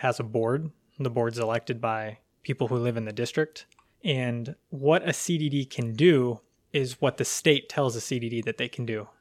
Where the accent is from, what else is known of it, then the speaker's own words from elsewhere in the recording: Pasco County, Florida, United States; also born or lived in Alaska / Port Richey, Florida; I was born and raised right here in Pasco County